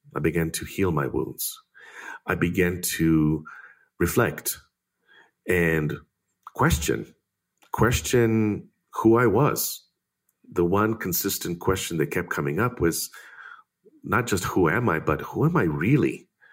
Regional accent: Israel; growing up in Israel

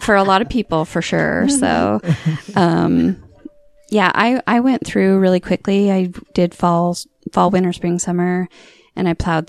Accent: Saudi Arabia; also born or lived in Arizona; now in Utah, United States; I was born in Arizona. I grew up in Saudi Arabia. And then I came here for school.

